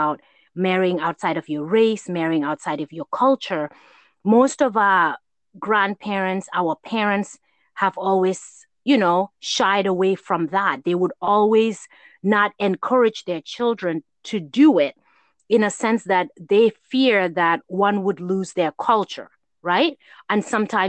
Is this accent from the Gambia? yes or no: yes; Gambia; growing up in Gambia